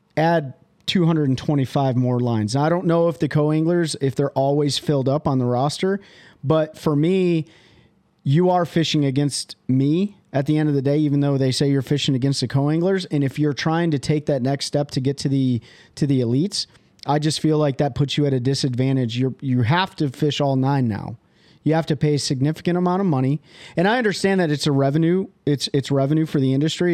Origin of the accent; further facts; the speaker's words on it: Michigan, United States; I'm from Michigan